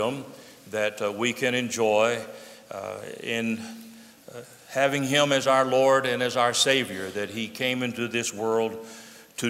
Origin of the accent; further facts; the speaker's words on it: United States; the freedom that we enjoy as American citizens